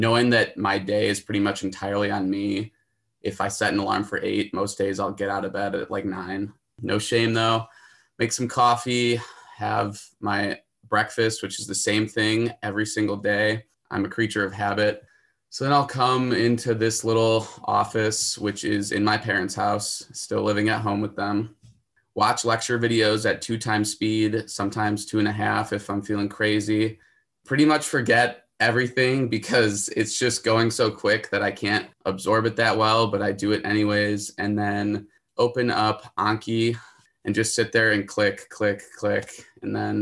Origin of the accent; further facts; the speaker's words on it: Park Ridge, Illinois, United States; I'm from Park Ridge, Illinois, so it's a northwest suburb of Chicago.